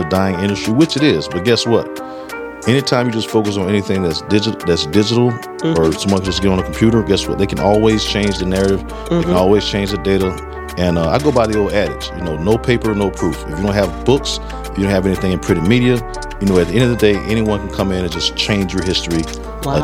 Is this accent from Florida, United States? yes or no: yes; South Florida, United States; I'm originally from South Florida